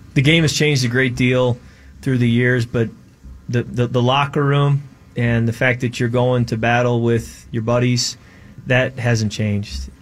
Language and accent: English; Chicago, Illinois, United States; moved away; also born or lived in Michigan; I grew up in Chicago